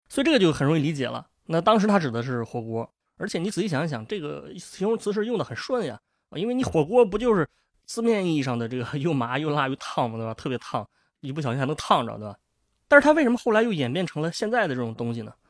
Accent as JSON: {"language": "Chinese", "region": "northern China", "country": "China", "said": "作为一个北方人"}